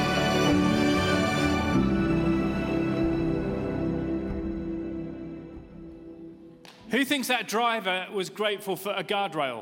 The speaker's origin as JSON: {"language": "English", "country": "United Kingdom", "said": "as you can probably tell from my accent. I'm from the UK"}